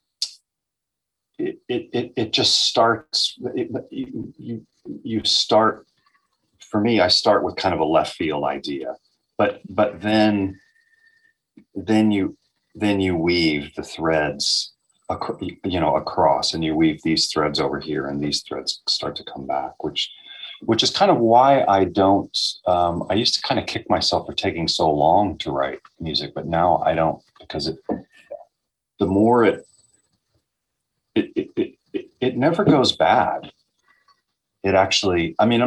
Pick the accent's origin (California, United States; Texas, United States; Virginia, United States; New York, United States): Texas, United States; growing up in Texas